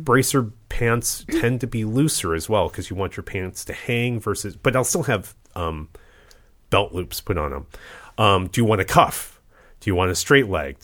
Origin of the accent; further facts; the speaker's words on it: Midwest, United States; I was born in the Midwest